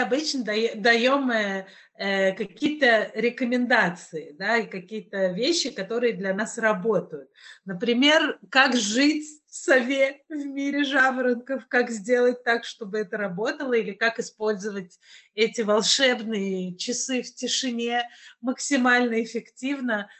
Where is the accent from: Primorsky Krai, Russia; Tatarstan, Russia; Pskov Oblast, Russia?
Tatarstan, Russia; Kazan; я из Казани, ну, вполне себе Россия